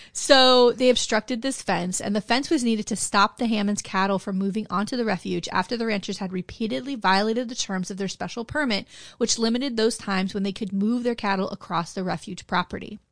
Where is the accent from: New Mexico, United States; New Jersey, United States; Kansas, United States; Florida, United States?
Florida, United States; Broward County; we're from Broward County. We're here, down here in South Florida